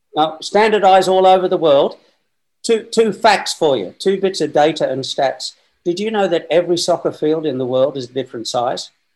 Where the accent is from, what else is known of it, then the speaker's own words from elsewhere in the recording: Newcastle, New South Wales, Australia; moved away as an adult; I'm from Newcastle, Northern New South Wales, Australia